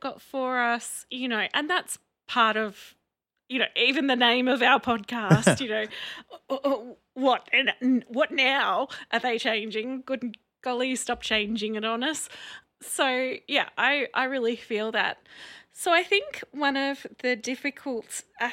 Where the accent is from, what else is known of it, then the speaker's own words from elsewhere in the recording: Victoria, Australia; now in Queensland, Australia; When I first moved up here, because I'm from Victoria